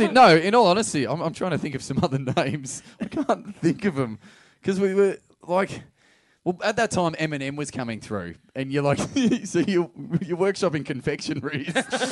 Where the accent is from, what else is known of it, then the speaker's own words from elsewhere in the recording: Geelong, Victoria, Australia; I was fucking from Geelong.